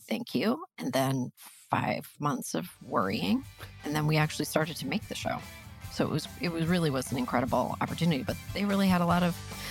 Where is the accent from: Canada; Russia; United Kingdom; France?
Canada; we're pragmatic Canadian people working in entertainment.